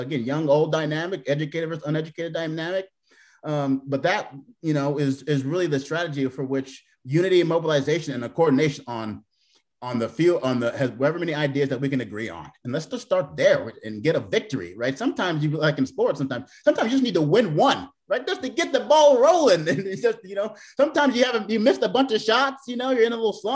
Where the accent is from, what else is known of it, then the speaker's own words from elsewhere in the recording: Portland, Oregon, United States; moved away as an adult; also born or lived in Seattle; now in Columbia, United States; I'm from Portland, Oregon